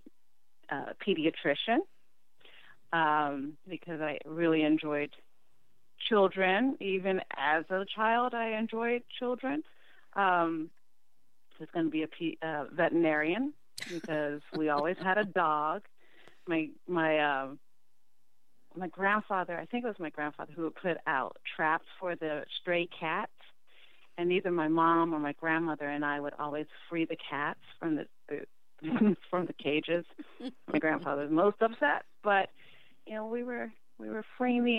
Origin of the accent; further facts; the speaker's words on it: Washington, District of Columbia, United States; I was born in Washington, D.C. I was born at Providence Hospital